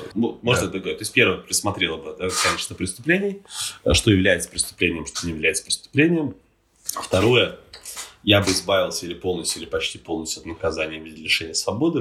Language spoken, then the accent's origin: Russian; Estonia; я сам из Эстонии родом